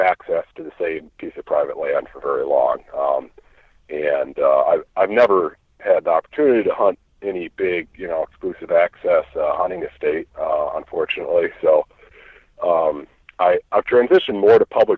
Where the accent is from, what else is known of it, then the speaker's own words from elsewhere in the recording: Iowa, United States; I'm from Iowa. I live in Iowa. I lived a few other places too, in between now and growing up